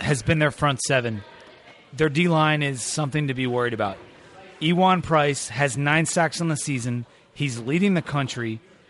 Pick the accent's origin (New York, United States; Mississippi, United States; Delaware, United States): Delaware, United States; He's actually from my hometown in Delaware.